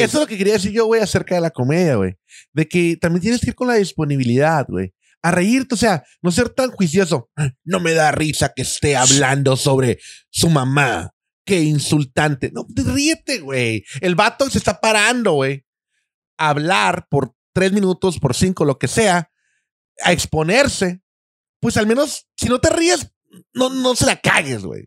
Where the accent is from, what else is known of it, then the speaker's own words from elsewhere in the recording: Tijuana, Baja California, Mexico; Aquí crecí en Tijuana